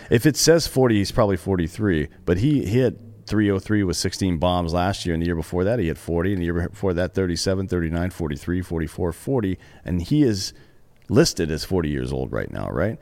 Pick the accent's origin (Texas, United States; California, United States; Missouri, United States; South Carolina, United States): South Carolina, United States; Greenville; I grew up in Greenville, South Carolina.